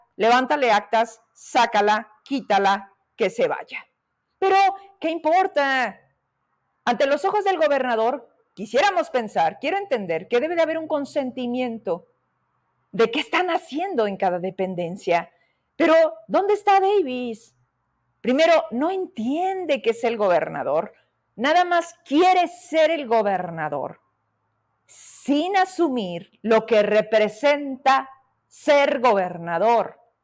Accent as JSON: {"language": "Spanish", "town": "Fresnillo", "region": "Zacatecas", "country": "Mexico", "said": "yo soy de allá de Fresnillo"}